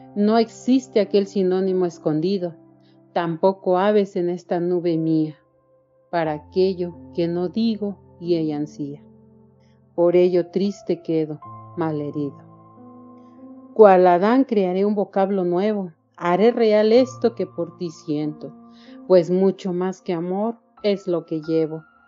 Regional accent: Querétaro, Mexico; soy mexicana del estado de Querétaro

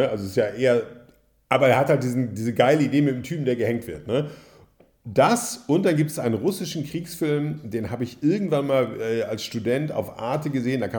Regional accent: Hagen, North Rhine-Westphalia, Germany; Ich habe äh, Theater für den Fernsehen in Bochum studiert, im Ruhrgebiet, ich komme aus Hagen

